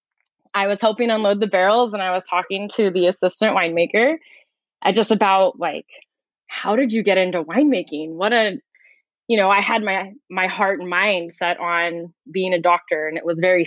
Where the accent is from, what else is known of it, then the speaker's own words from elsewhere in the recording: Visalia, California, United States; I grew up in the Central Valley in California in a town called Visalia.